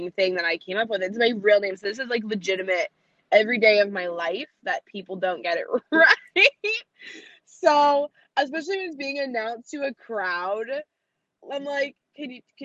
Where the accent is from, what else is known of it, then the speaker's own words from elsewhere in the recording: central Massachusetts, United States; also born or lived in Worcester, Massachusetts; I'm from central Massachusetts, so it's very much like more rural and we don't have a lot of accents here.